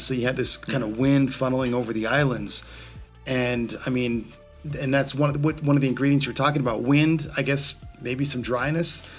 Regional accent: Southern California, United States; growing up in Southern California

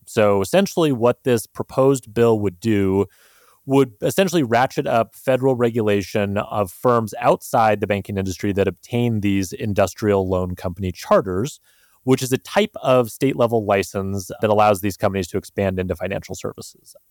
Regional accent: Montana, United States; I had growing up in Montana

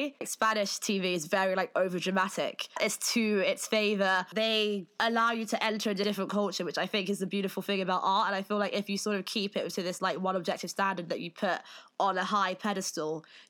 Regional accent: Nigeria; I am Nigerian myself, so I can say this.

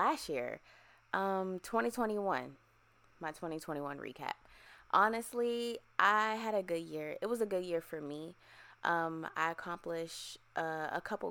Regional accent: Virginia, United States; moved away as an adult; also born or lived in Erie, Pennsylvania; now in Texas, United States; I'm originally from Erie, Pennsylvania. And I grew up in Virginia as well.

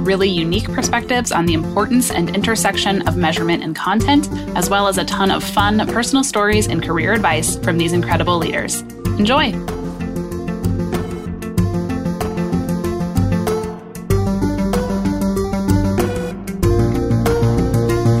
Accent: Romania; now in United States; I am from Romania and I still very much feel Romanian in almost every way, except maybe a bit culturally since I've spent so long here in the US.

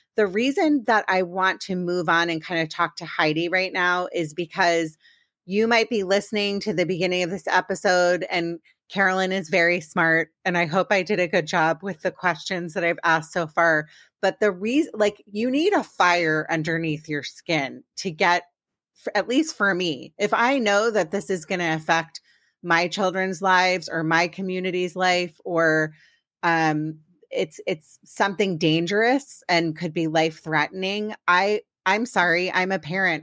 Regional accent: Maryland, United States; now in Los Angeles area, United States; I'm from Maryland, and I still say I'm from DC

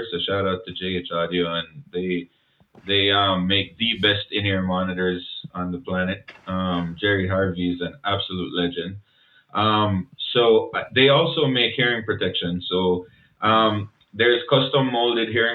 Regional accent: Jamaica; accent: Jamaican; moved away as an adult; now in Canada; I was fresh from Jamaica.

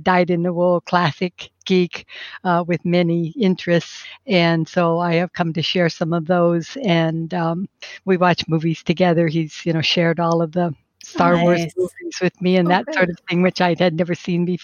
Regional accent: Southern California, United States; also born or lived in Minnesota; I was born in Minnesota. And I grew up in Southern California

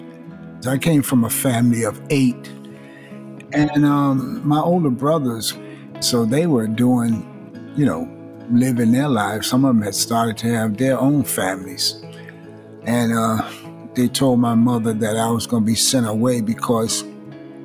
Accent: Greensboro, North Carolina, United States; moved away; also born or lived in Washington, D.C.; I grew up in Greensboro, North Carolina, and Washington, D.C.

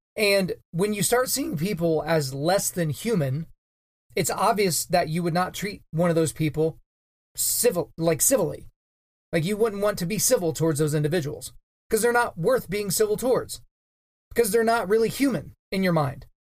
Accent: Oklahoma, United States; here in my home state of Oklahoma

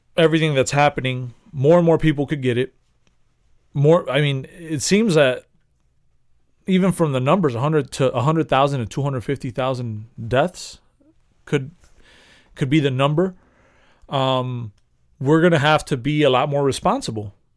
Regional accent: Chicago, Illinois, United States; we're from Chicago

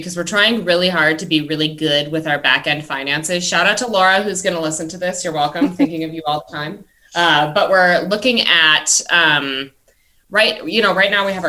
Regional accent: Milwaukee, Wisconsin, United States; I will say I'm from Milwaukee and I had folks over for a cookout

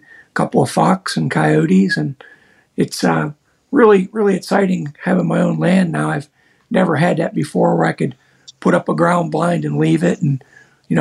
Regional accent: Pennsylvania, United States; I'm from Pennsylvania. I'm in southwestern PA

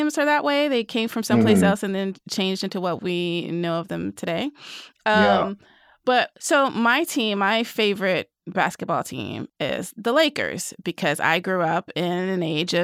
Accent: Nashville, Tennessee, United States; I grew up in Nashville

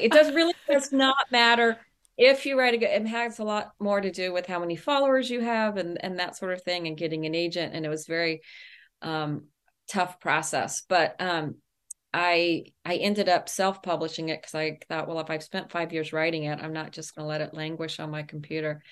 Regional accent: El Paso, Texas, United States; I grew up in El Paso, Texas, and I have vivid memories of my mother taking us to the public library

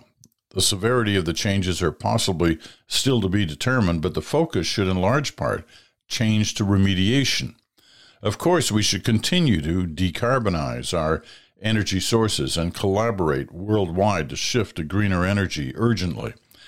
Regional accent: Ontario, Canada; now in Kitchener, Canada; We live in Kitchener, Ontario. My wife and I grew up in Perth County. That's kind of around where I live in Canada, around Stratford.

